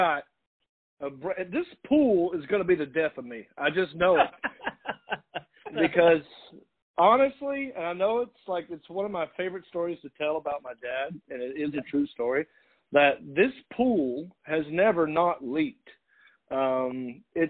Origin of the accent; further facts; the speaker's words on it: North Carolina, United States; accent: Southern; moved away; I didn't even know I had an accent until I left North Carolina